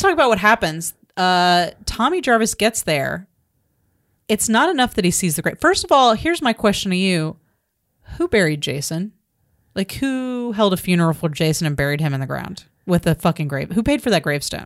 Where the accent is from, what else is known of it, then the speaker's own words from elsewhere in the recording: United States; as a American woman living in America